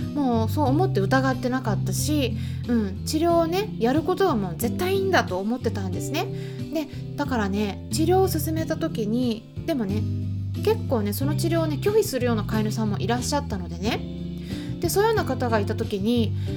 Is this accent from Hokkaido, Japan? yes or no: yes; Hokkaido, Japan; now in United Kingdom; 私は北海道生まれなんで